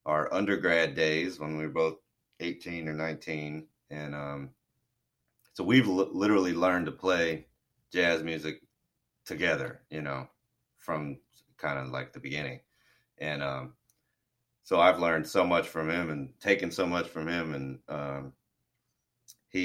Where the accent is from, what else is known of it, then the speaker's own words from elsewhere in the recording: Florida, United States; I am from Florida and grew up on boats and fishing and stuff